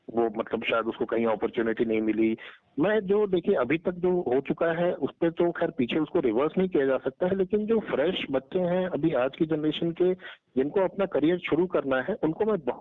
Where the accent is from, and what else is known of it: Ballia, Uttar Pradesh, India; moved away; also born or lived in Delhi